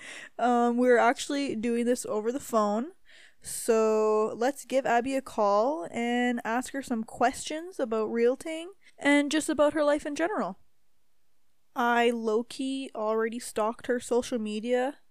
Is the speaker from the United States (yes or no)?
no; Timmins, Ontario, Canada; now in Calgary, Canada; I'm from Timmins, Ontario